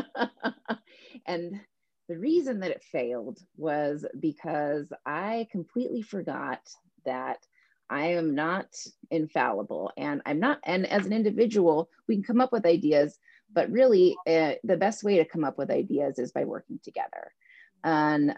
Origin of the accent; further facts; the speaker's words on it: California, United States; moved away as an adult; we're from California originally